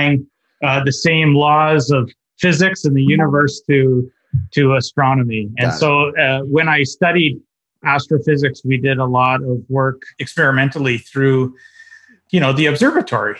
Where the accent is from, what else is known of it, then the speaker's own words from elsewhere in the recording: Toronto, Ontario, Canada; moved away as an adult; now in Philippines; I grew up in Toronto